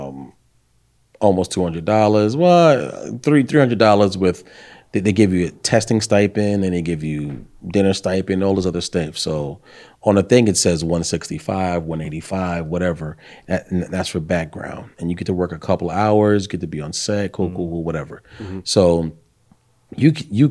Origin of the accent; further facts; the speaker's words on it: New York City, New York, United States; moved away as an adult; now in Virginia, United States; I grew up in the 90s in Brooklyn, Bed-Stuy